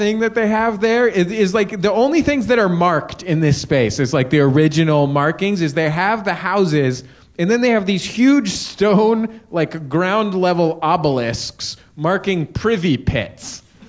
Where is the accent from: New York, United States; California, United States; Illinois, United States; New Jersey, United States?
California, United States; Los Angeles; I'm from Los Angeles